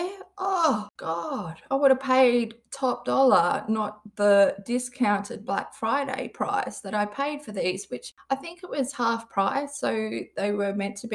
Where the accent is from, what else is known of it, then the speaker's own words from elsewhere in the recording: Perth, Western Australia, Australia; I'm from Western Australia. I'm from a city called Perth.